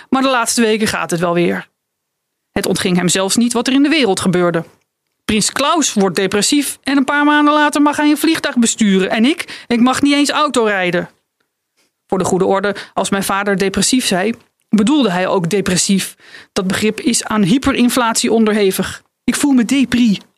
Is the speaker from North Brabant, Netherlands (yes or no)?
no; Friesland, Netherlands; ik, ik kom uit Friesland